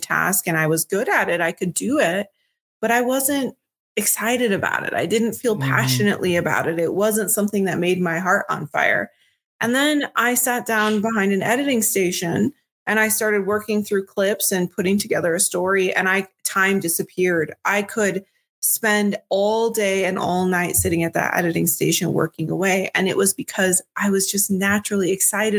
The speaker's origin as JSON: {"language": "English", "region": "Minnesota", "country": "United States", "said": "I'm from Minnesota"}